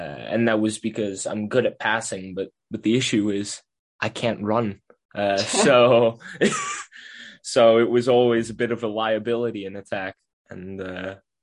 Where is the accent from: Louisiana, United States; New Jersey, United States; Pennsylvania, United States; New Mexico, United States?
New Jersey, United States; Middletown; I'm from Middletown, New Jersey